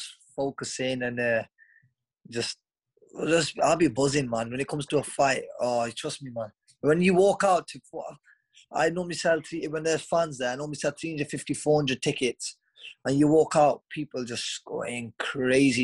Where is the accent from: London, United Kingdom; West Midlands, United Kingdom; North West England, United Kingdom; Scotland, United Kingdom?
West Midlands, United Kingdom; Stoke-on-Trent; my hometown of Stoke-on-Trent